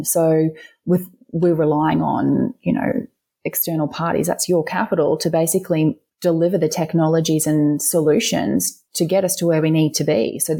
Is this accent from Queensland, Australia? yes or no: yes; Queensland, Australia; the Queensland Treasury has issued a green bond that went to finance, for example, this is in my home state, you know, the Gold Coast Light Rail Stage 2